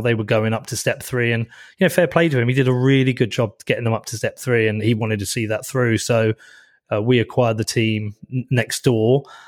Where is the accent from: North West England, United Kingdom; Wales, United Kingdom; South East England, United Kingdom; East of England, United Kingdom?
East of England, United Kingdom; Bedford; I'm from Bedford. So this, I'm in Bedford right now. This has so much meaning to me. I've lived here my whole life.